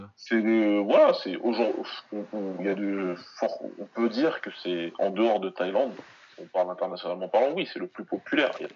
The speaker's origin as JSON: {"language": "French", "country": "Senegal", "said": "je suis moi-même du Sénégal"}